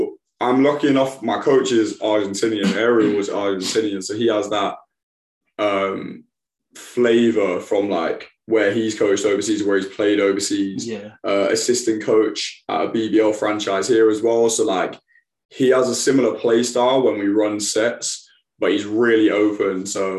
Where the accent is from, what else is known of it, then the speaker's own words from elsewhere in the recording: United Kingdom; I had some hard training sessions as a British guy going to those sessions.